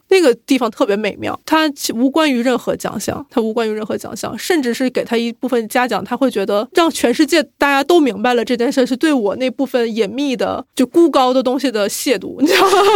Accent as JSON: {"language": "Chinese", "country": "China", "said": "咱们是中国人"}